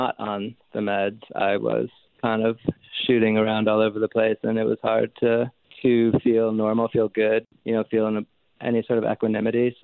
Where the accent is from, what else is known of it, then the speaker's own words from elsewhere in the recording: Rocky River, Ohio, United States; moved away; also born or lived in Georgia; I'm from a small, from like Rocky River, Ohio, which is a suburb of Cleveland.